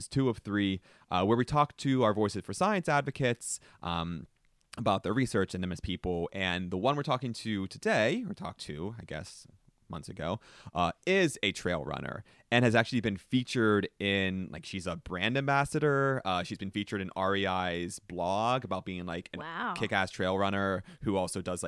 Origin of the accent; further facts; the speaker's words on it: East Coast, United States; I'm from East Coast. I'm from rural coal country